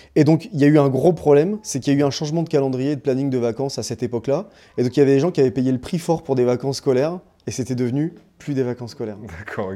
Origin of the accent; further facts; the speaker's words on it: Réunion; moved away; je suis né, j'ai grandi à La Réunion